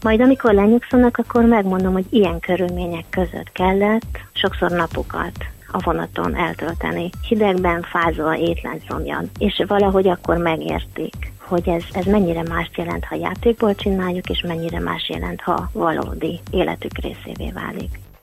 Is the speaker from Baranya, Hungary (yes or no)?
no; Érd, Pest, Hungary; érdiek vagyunk